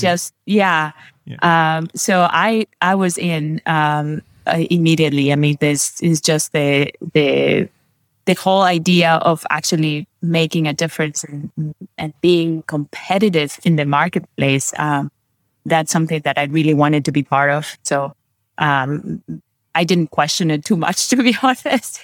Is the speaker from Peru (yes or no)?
yes; Peru; also born or lived in Brazil; now in Bavaria, Germany; I was born in Peru. So I have um, Spanish, and my mother is Brazilian, and my father's Peruvian. Grew up in both countries.